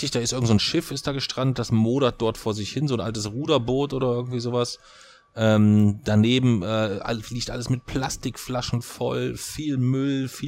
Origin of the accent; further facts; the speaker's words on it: Kassel, Hesse, Germany; ich komme aus Kassel, was sollen wir Kassler denn alles tun?